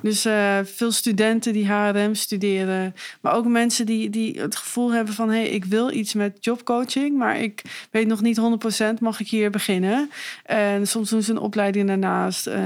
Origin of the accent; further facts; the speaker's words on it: Meppel, Drenthe, Netherlands; also born or lived in Leeuwarden / Leiden; now in Zwolle, Netherlands; ik ben geboren in Leeuwarden en opgegroeid in Meppel